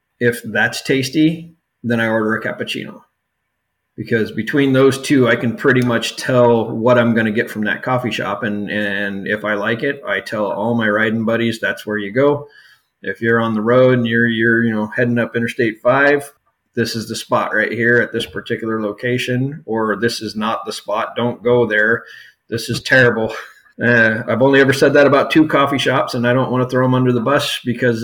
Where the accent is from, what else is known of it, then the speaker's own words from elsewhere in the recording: United States; also born or lived in Southern California / Yuma, Arizona; now in Vancouver, Washington, United States; I grew up in Southern California and down in Yuma, Arizona for the most part.